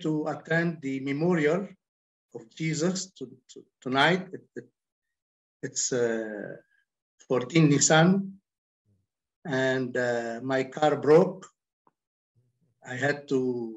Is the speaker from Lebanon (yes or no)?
yes; Lebanon; I'm from Lebanon.